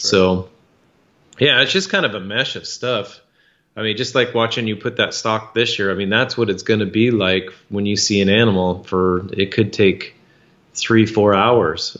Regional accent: Idaho, United States; when I was three years old growing up in Idaho

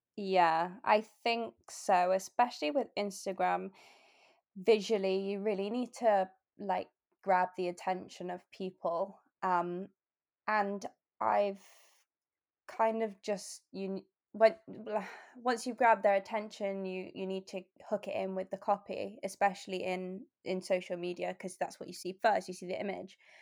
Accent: Bath, South West England, United Kingdom; moved away as an adult; also born or lived in Lake District / Oxford / London / Australia; now in Exeter, United Kingdom; I was born in the Lake District, um, and I moved to Bath when I was about four.

